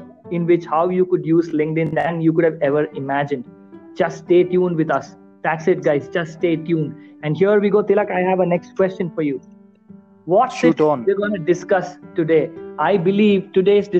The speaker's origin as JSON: {"language": "English", "country": "India", "said": "me being an Indian"}